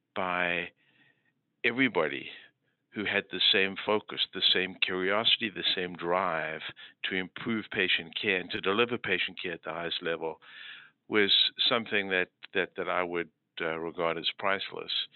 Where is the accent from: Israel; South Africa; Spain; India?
South Africa; moved away as an adult; also born or lived in Moose Jaw, Saskatchewan, Canada / Philadelphia, United States / Boston, United States; now in Hartford, United States; I grew up in South Africa where I did my medical school training